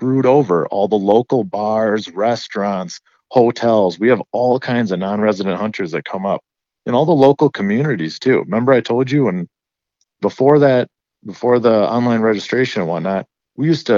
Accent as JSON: {"language": "English", "region": "Wisconsin", "country": "United States", "tie": "born or raised there", "said": "I'm from Wisconsin."}